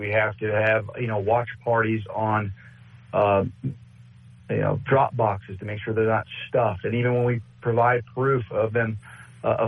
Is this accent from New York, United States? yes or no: no; New Mexico, United States; I'm in Maricopa, even though I'm from New Mexico